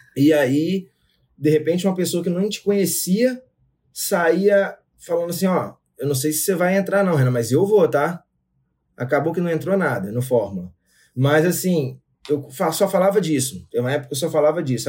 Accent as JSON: {"language": "Portuguese", "town": "São José de Ubá", "region": "Rio de Janeiro", "country": "Brazil", "accent": "mineiro", "moved": "as an adult", "lives_now": "Vila Velha, Brazil", "said": "São José de Ubar, interior do Rio de Janeiro. Muito pequenininho, próximo a Itaperuna."}